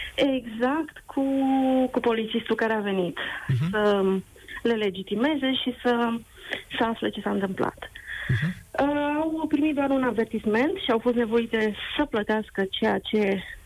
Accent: Romania; now in England, United Kingdom; sunt din România

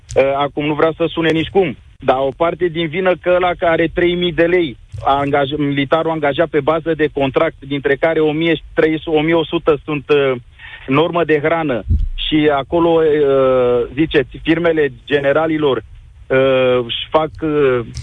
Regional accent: Craiova, Dolj, Romania; eu sunt din Craiova.

